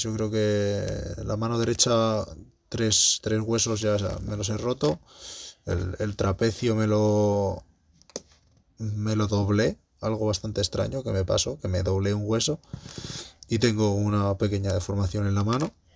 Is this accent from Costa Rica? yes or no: no; Madrid, Community of Madrid, Spain; moved away; la de Madrid coincide, que, es en, pues en mi ciudad natal